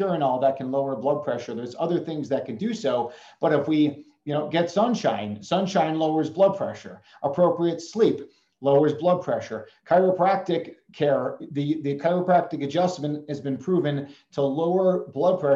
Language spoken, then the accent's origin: English; Chicago, Illinois, United States; moved away; I grew up in Chicago